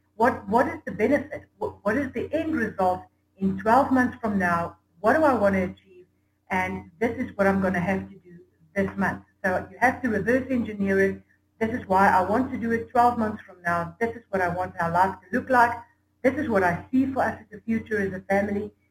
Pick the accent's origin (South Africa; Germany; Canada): South Africa; I'm from South Africa